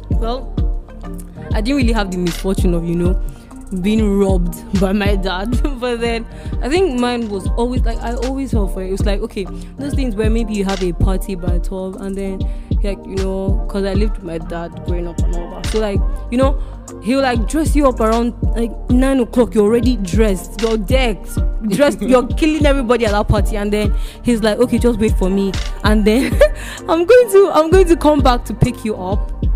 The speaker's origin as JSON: {"language": "English", "country": "Nigeria", "said": "as Nigerian kids, now those things that we Nigerian offsprings have in common"}